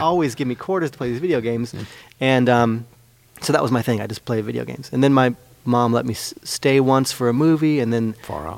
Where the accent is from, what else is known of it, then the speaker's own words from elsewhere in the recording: Petaluma, California, United States; as a youth in Petaluma, I grew up in Petaluma, Petaluma High